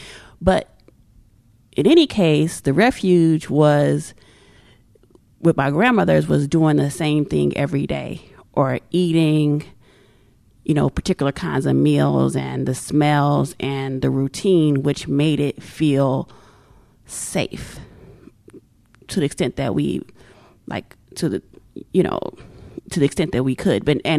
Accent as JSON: {"language": "English", "town": "St. Louis", "region": "Missouri", "country": "United States", "tie": "born or raised there", "said": "when I was growing up in St. Louis, like I lived with my grandmother and my great aunts"}